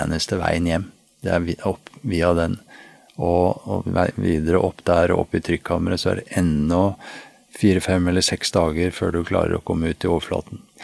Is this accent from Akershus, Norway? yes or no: yes; Nesodden, Akershus, Norway; jeg vokste opp på Nesodden, helt ut på tuppen der med hav på alle kanter